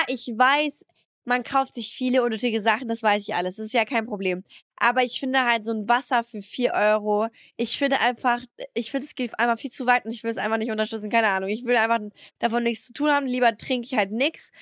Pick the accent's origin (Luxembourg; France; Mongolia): France; now in Germany; ich bin in meine Heimat angekommen